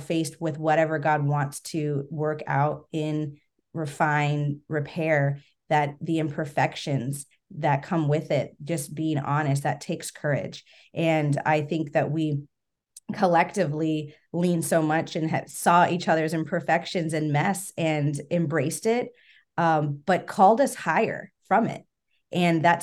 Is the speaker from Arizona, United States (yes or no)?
yes; Arizona, United States; moved away; I'm from Arizona